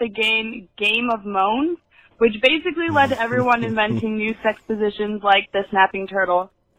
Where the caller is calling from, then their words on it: Fullerton, California, United States; Hey, Millennial. … from Fullerton, California.